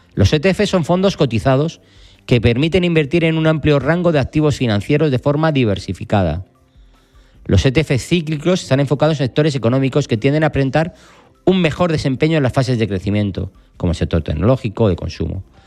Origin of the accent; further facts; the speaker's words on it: Spain; estamos en España, somos españoles